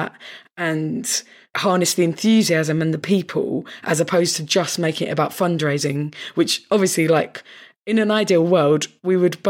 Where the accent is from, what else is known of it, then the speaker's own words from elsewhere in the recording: North Kent, South East England, United Kingdom; we're both from North Kent